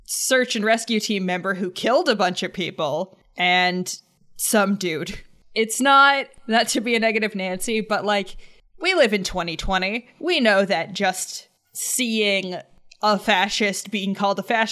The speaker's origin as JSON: {"language": "English", "country": "Canada", "said": "I'm a Canadian"}